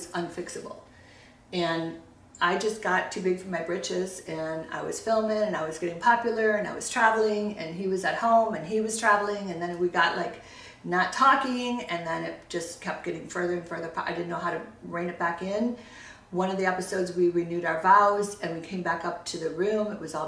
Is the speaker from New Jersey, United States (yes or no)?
no; Chicago, Illinois, United States; now in California, United States; We're from Chicago